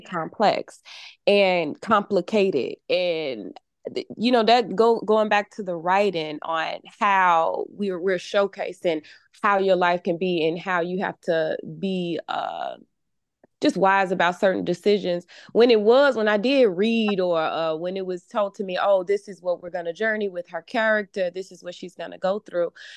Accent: Chicago, Illinois, United States; I am from Chicago

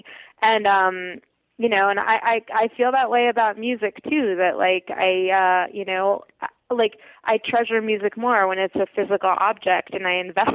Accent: Russia; born there; because I was born in the Soviet Union.

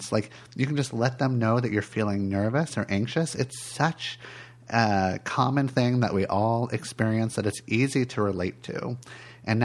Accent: California, United States; moved away; I grew up in California

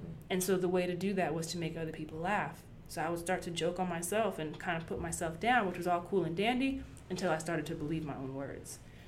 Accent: Germany; I grew up in Germany. Our newspaper, our beauty of the week, was a butt-naked woman

